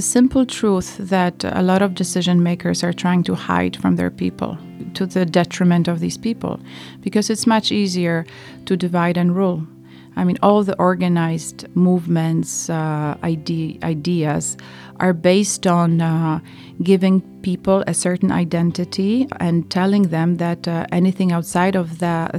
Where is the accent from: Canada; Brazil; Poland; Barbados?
Poland; I was born in Poland in 1972